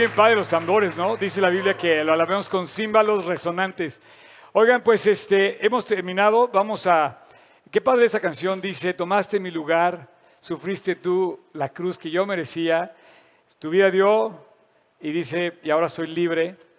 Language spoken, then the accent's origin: Spanish; Mexico